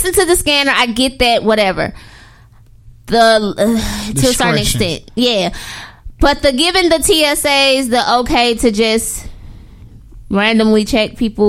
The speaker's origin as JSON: {"language": "English", "town": "St. Louis", "region": "Missouri", "country": "United States", "said": "We're from St. Louis."}